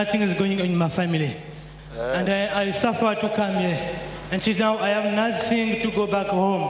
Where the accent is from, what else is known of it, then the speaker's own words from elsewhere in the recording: Republic of the Congo; I come from Congo, Republic of Congo.